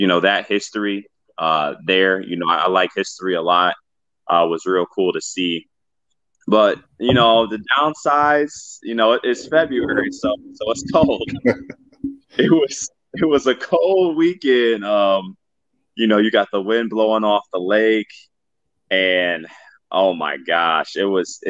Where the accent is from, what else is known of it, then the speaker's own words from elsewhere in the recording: Twinsburg, Ohio, United States; I'm from Twinsburg, Ohio. It's about 30 or so minutes south of Cleveland